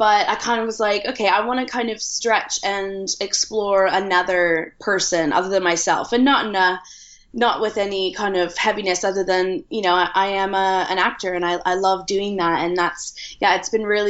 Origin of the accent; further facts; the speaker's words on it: a small town outside Toronto, Ontario, Canada; moved away as an adult; now in London, United Kingdom; I'm originally from Canada, from a small town outside Toronto, but I've been in London for almost 10 years.